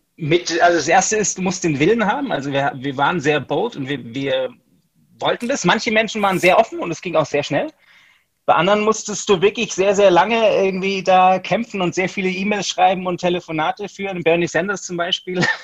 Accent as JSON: {"language": "German", "town": "Stuttgart", "region": "Baden-Württemberg", "country": "Germany", "also_born_or_lived": "United States", "said": "ich bin Deutscher, ich komme aus Stuttgart"}